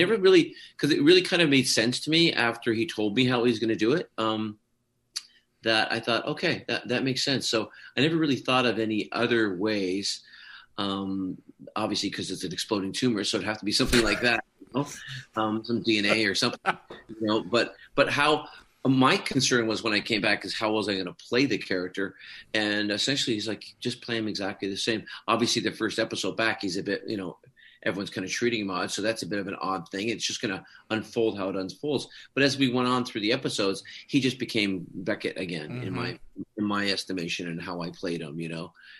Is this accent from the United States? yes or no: no; Canada; also born or lived in Scotland; I was. I came over when I was quite young.